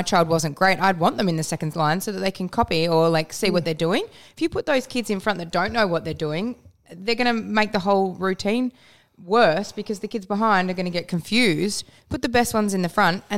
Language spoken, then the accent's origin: English; Western Australia, Australia; moved away as an adult; also born or lived in Perth; now in Melbourne, Australia; the town that I grew up in was in Bush, WA, and it had a population of about 400 people at last census